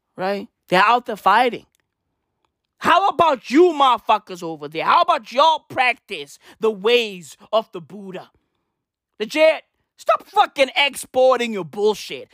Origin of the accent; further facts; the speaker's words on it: South Africa; I was born in South Africa.